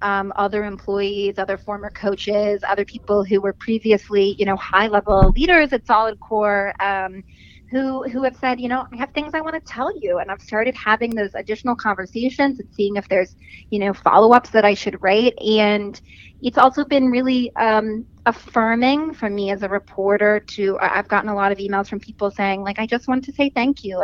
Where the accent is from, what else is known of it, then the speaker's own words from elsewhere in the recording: Utah, United States; moved away; also born or lived in New York; I'm actually from Utah